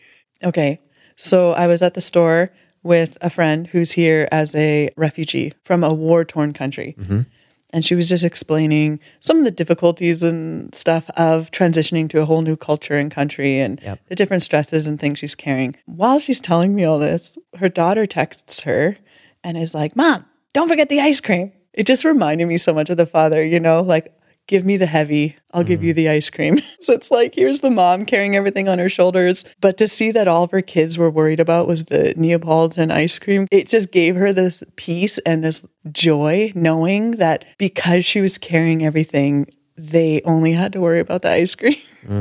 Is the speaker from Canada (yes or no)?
yes; Canada; We're Canadian